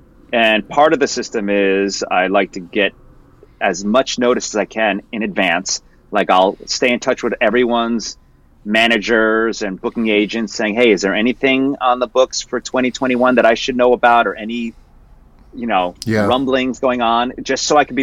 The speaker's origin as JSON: {"language": "English", "town": "Mount Arlington", "region": "New Jersey", "country": "United States", "tie": "born or raised there", "also_born_or_lived": "Morristown, New Jersey / Miami, Florida", "moved": "as an adult", "said": "I was born in Morristown. I grew up in an area called Mount Arlington."}